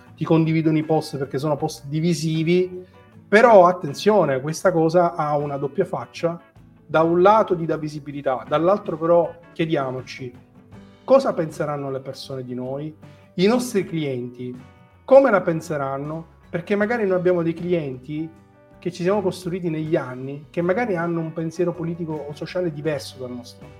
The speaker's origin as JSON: {"language": "Italian", "town": "Marsala", "region": "Sicily", "country": "Italy", "said": "Io sono di Massala"}